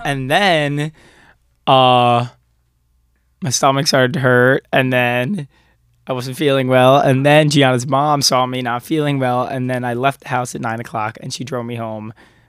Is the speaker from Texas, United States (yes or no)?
no; Long Island, New York, United States; we're Long Islanders if you couldn't tell by the way. We're from Long Island.